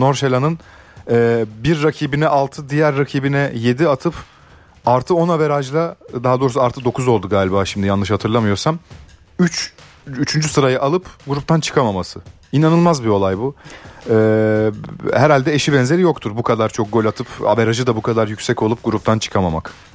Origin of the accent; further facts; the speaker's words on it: Ankara, Turkey; bir Ankaralı olarak